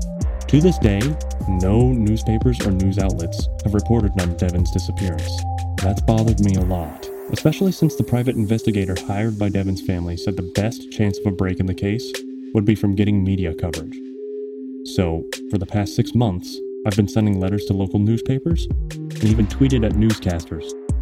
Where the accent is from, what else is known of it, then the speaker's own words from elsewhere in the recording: Emmett, Idaho, United States; I grew up in Emmett as well.